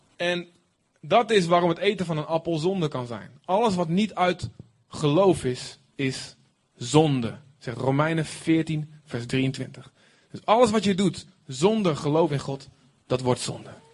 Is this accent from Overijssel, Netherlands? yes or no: yes; Deventer, Overijssel, Netherlands; als echte Deventenaar